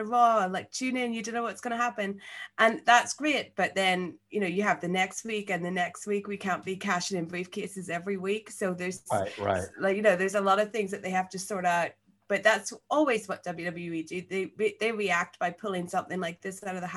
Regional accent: Belfast, Northern Ireland, United Kingdom; accent: Belfast; now in London, United Kingdom; I'm from Belfast, but I live in London

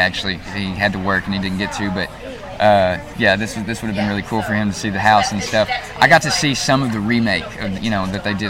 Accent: Gravelly, Arkansas, United States; accent: Arkansas; I'm from a small town called Gravely.

